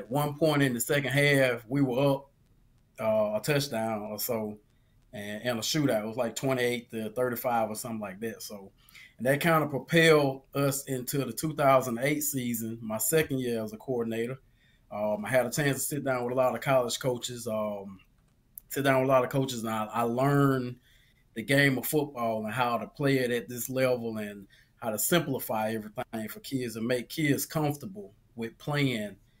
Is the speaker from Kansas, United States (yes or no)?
no; Sweetwater, Alabama, United States; I'm from Sweetwater, Alabama